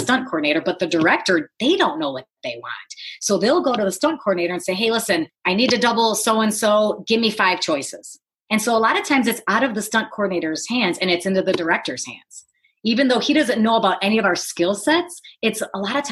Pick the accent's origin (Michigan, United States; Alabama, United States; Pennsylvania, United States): Michigan, United States; Detroit; moved away; I grew up in the Motor City, you know, in Detroit